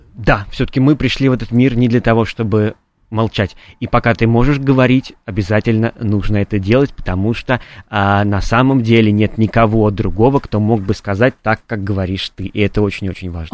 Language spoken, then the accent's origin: Russian; Kamennaya Steppe, Voronezh Oblast, Russia; я э, родился в Каменной степи, это такое место между э, Воронежем и Волгоградом